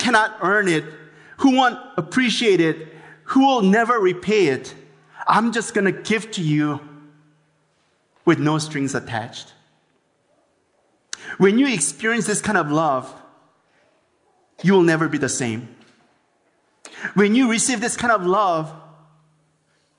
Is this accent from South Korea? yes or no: yes; South Korea; now in Los Angeles, United States; I was born in Korea